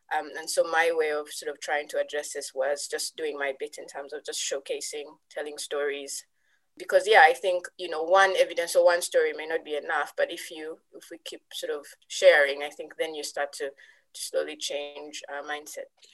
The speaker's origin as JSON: {"language": "English", "country": "Uganda", "moved": "as an adult", "lives_now": "United Kingdom", "said": "I was from Uganda"}